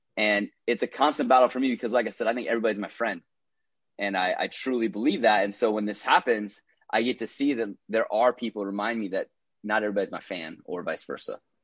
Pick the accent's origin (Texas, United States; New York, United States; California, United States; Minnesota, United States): Minnesota, United States; moved away as an adult; also born or lived in Iowa; now in Los Angeles, United States; born and raised in Minnesota